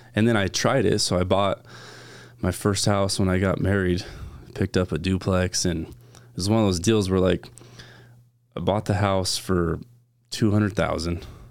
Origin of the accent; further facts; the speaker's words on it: Valley Center, California, United States; I grew up in California